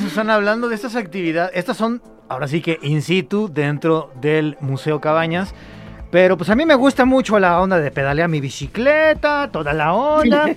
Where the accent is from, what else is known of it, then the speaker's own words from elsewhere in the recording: Guadalajara, Jalisco, Mexico; somos de aquí de Guadalajara